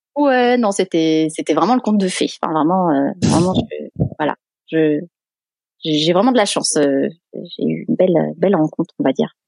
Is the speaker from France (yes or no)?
yes; Sanary-sur-Mer, Provence-Alpes-Côte d'Azur, France; moved away as an adult; now in San Diego, United States; je viens du sud de la France, donc euh, de Sanary-sur-Mer, qui est une toute petite ville de 15 000 habitants ah, environ, entre Marseille et Toulon.